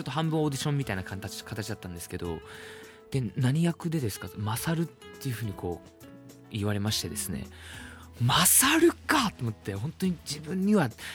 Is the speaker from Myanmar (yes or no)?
yes; Myanmar; now in Japan; 僕ミャンマー出身なんで